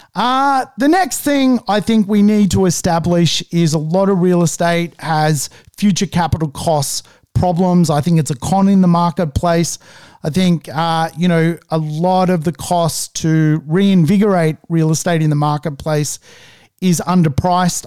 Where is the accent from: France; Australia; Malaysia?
Australia